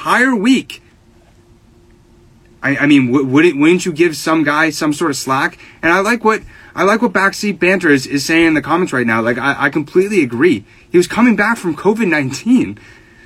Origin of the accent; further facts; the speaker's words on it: New England, United States; I'm from New England and grew up with it.